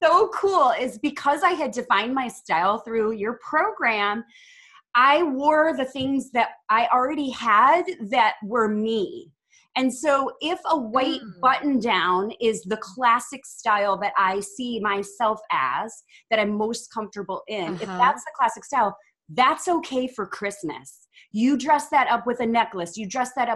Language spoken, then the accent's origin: English; Midwest, United States; moved away as an adult; now in Texas, United States; I'm from the Midwest and I moved to the South. So now I'm in Texas.